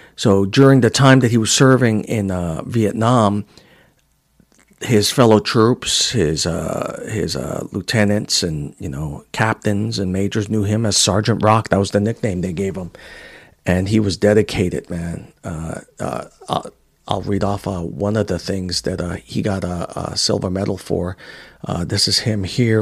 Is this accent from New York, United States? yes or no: yes; New York City, New York, United States; also born or lived in Puerto Rico; growing up in Queens, New York